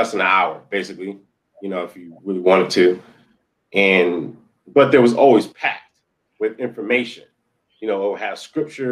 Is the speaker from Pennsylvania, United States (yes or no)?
yes; Philadelphia, Pennsylvania, United States; also born or lived in Delaware; my hometown was Philly